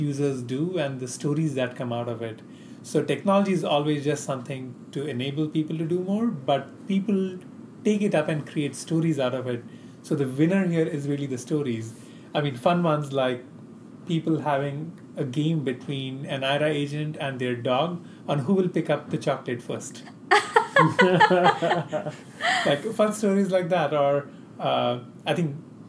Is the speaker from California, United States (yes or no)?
yes; California, United States; I'm from California.